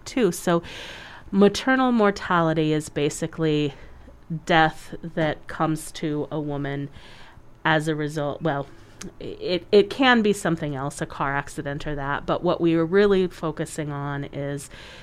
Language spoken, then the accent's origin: English; United States; we as an American culture